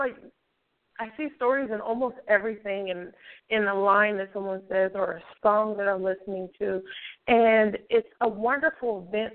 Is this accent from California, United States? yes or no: yes; San Francisco Bay Area, California, United States; I'm from the Bay Area in California, San Francisco Bay